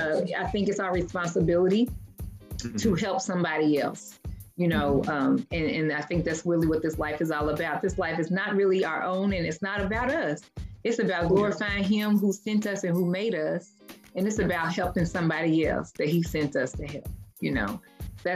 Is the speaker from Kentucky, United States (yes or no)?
yes; Louisville, Kentucky, United States; moved away; I'm from Louisville, and very much obviously familiar with the West End.